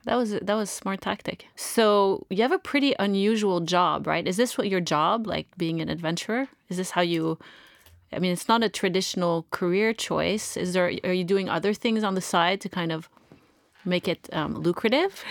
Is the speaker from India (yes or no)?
no; Canada; I'm from Canada.